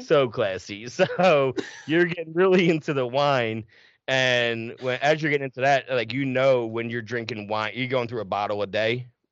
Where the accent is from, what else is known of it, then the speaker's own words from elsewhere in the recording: New Jersey, United States; I grew up in South Jersey